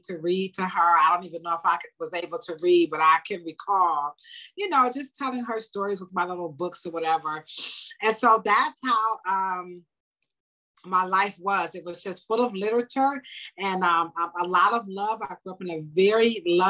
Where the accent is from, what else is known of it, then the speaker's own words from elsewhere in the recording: Cleveland, Ohio, United States; also born or lived in Nashville, Tennessee; I was actually born in Nashville, Tennessee. And so I was raised here in Cleveland my entire life